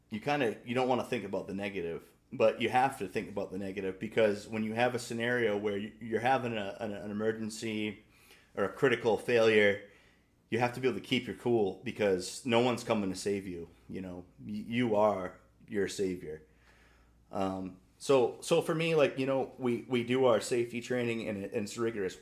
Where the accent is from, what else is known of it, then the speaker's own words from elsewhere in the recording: Maine, United States; I remember growing up, I mean, we're both from Little L from Maine